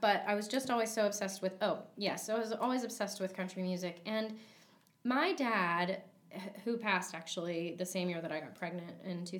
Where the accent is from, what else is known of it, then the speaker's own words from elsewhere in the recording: St. Petersburg, Florida, United States; also born or lived in Louisiana; I was born there, but I grew up in St. Petersburg, Florida.